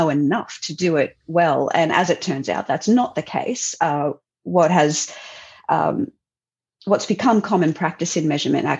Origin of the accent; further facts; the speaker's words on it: Southeast Queensland, Australia; I was pretty keen to come back to Southeast Queensland